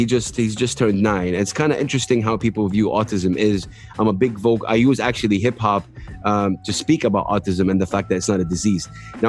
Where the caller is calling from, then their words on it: Saudi Arabia; moved away; I moved from Saudi to the UAE, where I'm calling you from now